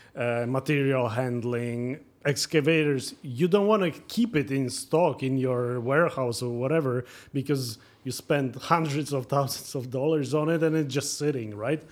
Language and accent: English; Poland; moved away as an adult; also born or lived in Norway; now in Toronto, Canada; I was born in Poland, but I had my business running mainly in Norway